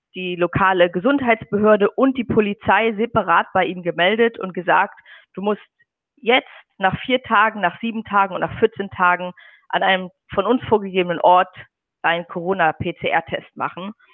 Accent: Schleswig-Holstein, Germany; moved away as an adult; now in Beijing, China; Ich komme auch aus dem Norden. Also in Schleswig-Holstein gibt es ja bekanntlich keine Berge

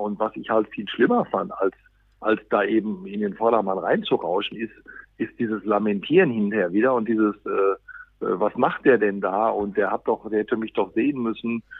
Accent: Dortmund, North Rhine-Westphalia, Germany; als Dortmunder

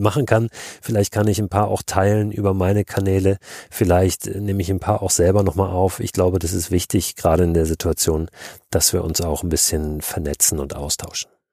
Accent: Hamburg, Germany; Wir als Norddeutsche, ich komme aus Hamburg

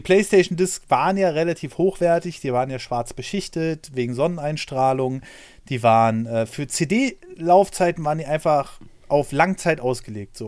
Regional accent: Germany; bei uns in Deutschland

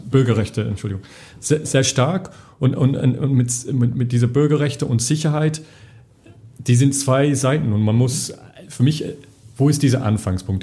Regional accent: England, United Kingdom; accent: English; German is a second language; moved away as an adult; now in Brussels, Belgium; also ich komme aus England, Akzent

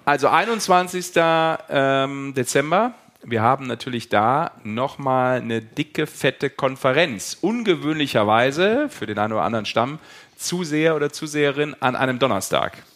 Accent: Düsseldorf, North Rhine-Westphalia, Germany; gebürtiger Düsseldorfer

